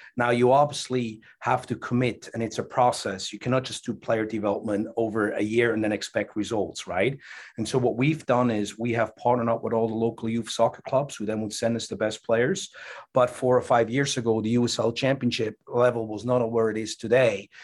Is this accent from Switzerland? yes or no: yes; Switzerland; now in United States; growing up in Switzerland